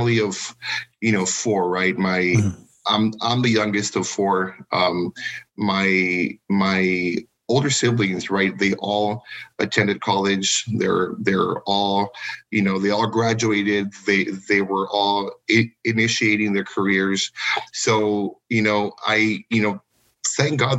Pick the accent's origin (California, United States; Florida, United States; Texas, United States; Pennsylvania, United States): Texas, United States; Edcouch; also born or lived in Weslaco, Texas; I was born in Westaco, right? But I was raised in Edcal, Chelsea